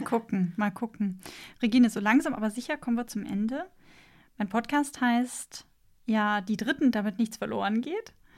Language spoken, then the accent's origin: German; Bavaria, Germany; ich bin in Bayern aufgewachsen.